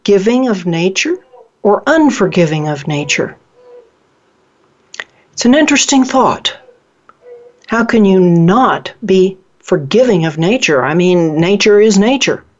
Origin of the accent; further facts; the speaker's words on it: Oklahoma, United States; moved away; I'm originally from Oklahoma.